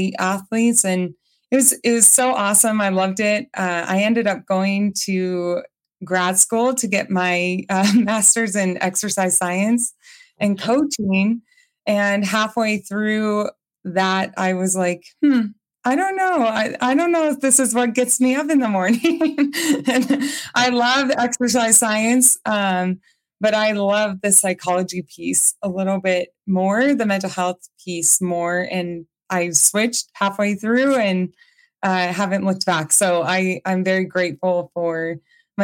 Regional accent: Colorado, United States; moved away as an adult; also born or lived in New Mexico; I'm from Colorado, but I had moved away to New Mexico for some time

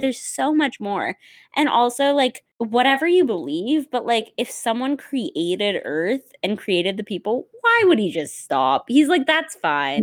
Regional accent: South Dakota, United States; now in Pittsburgh, United States; I'm from the Midwest

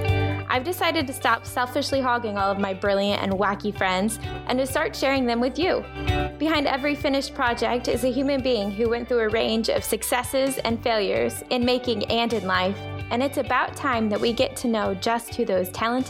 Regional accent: Michigan, United States; I actually grew up in Michigan

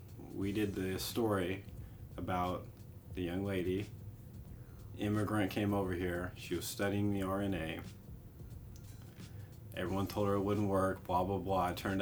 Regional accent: United States

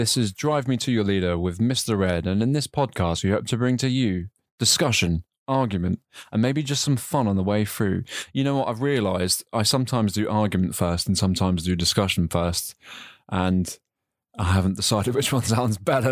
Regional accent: United Kingdom; moved away; I've been out of, you know, my home country for a while

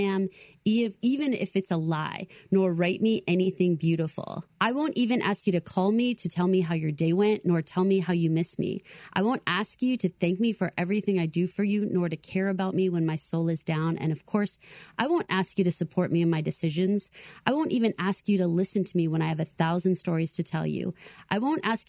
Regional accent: Texas, United States; I'm from Texas

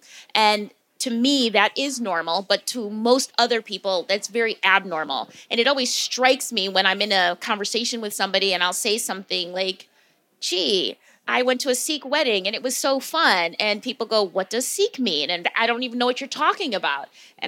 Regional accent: Wisconsin, United States; also born or lived in Morocco / Spain; I consider myself a quirky Black girl. That's not an official designation, but that's how I think of myself. And I grew up in Caucasia, which is also known as Wisconsin.

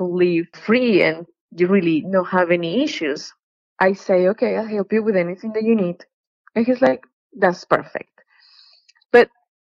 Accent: Colombia; moved away; I'm from Colombia

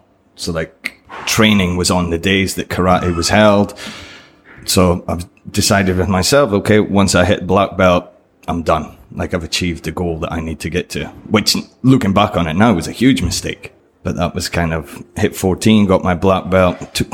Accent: Scotland, United Kingdom; Yeah. So yeah, when I was in Scotland, I started, what, 5 year old or something?

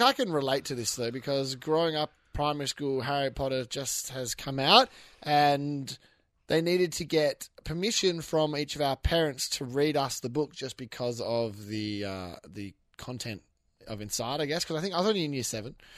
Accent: Western Australia, Australia; I'm from Western Australia, so that has to play into it because we have different sayings

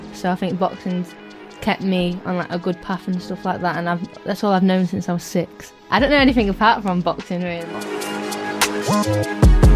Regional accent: Scunthorpe, Yorkshire and the Humber, United Kingdom; being from Scunny, but to me, it's home and I love it.

